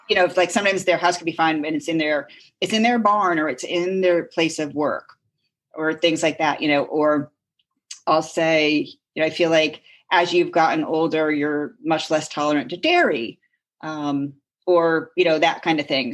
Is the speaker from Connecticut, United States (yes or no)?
yes; Connecticut, United States; Lived growing up in Connecticut, two towns over from Lyme